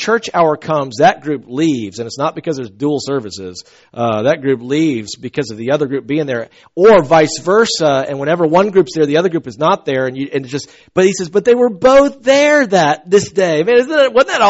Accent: the South, United States; I'm from the South.

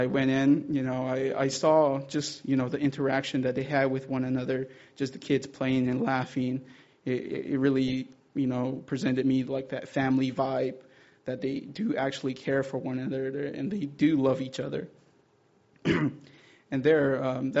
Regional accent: Zuni, New Mexico, United States; I'm from the Zuni tribe, Pueblo tribe, and they're in New Mexico

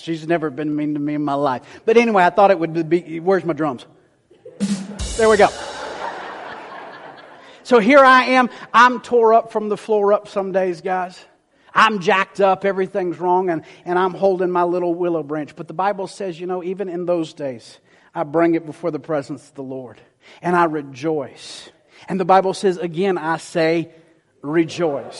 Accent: the South, United States; I was raised in the South

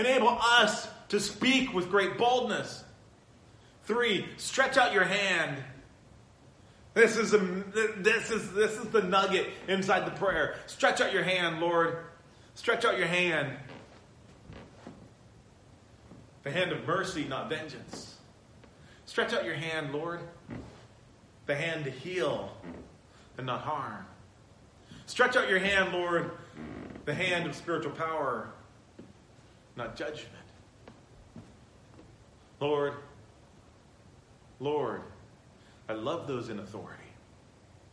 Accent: San Bernardino, California, United States; I was raised in San Bernardino.

